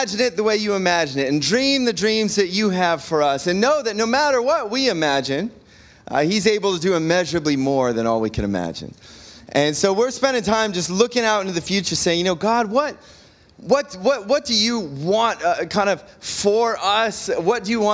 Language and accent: English; Cleveland, Ohio, United States; moved away; I'm originally from the Cleveland area